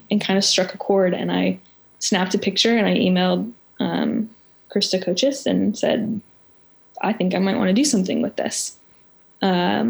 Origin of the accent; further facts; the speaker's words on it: Memphis, Tennessee, United States; I am from Memphis, and I did come back to Memphis